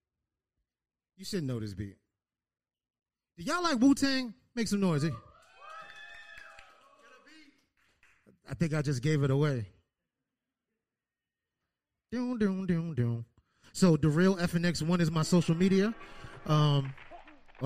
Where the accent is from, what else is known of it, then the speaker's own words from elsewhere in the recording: Norwalk, Connecticut, United States; I am from Norwalk. I'm Boutman Street, okay?